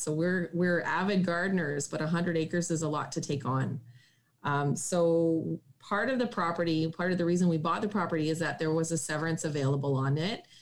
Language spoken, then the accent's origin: English; Espanola, Ontario, Canada; moved away as an adult; also born or lived in Sudbury, Ontario / Ottawa, Ontario; I'm from Northern Ontario in Sudbury, and I grew up in the bush and on the side of a mountain in Espanola, Ontario, where my grandparents lived.